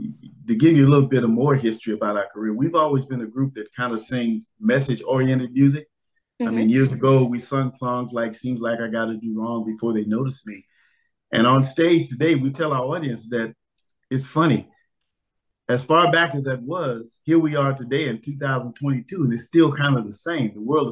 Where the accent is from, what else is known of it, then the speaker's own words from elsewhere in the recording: Los Angeles, California, United States; We came from the Watts area in Los Angeles.